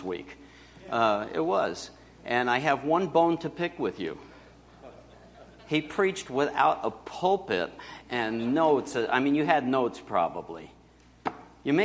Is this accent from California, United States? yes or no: no; Binghamton, New York, United States; moved away; my hometown, Binghamton, up north